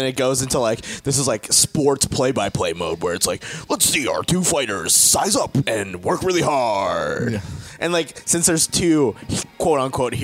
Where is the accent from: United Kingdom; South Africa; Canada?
Canada; Southern Alberta; I grew up in Southern Alberta